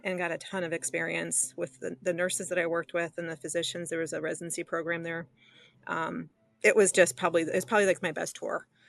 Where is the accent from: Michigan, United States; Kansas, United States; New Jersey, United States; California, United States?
Michigan, United States; Detroit; I grew up, I was born and raised in the southeastern Detroit area